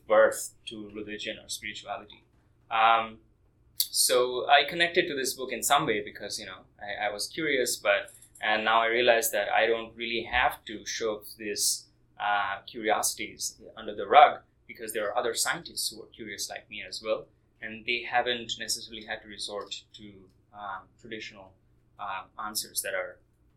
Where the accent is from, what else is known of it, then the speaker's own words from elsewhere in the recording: Kolkata, West Bengal, India; moved away; I was born in Kolkata, India